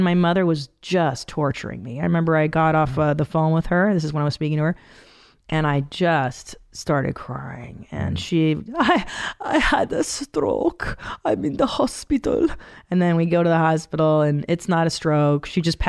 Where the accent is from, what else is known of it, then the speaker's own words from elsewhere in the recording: Canada; I was born in Canada, but they escaped from Hungary in 69.